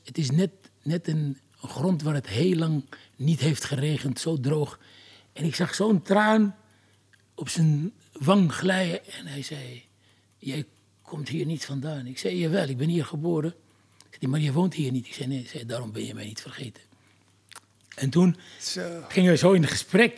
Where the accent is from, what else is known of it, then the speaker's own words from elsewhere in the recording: Algeria; also born or lived in France; now in Netherlands; Jaren later ben ik verhuisd uit Algerije